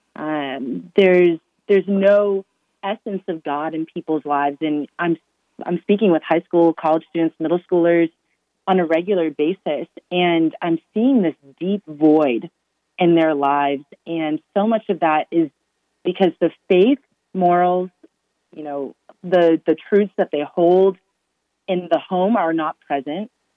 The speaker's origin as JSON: {"language": "English", "region": "Massachusetts", "country": "United States", "tie": "born or raised there", "said": "born and raised in Massachusetts"}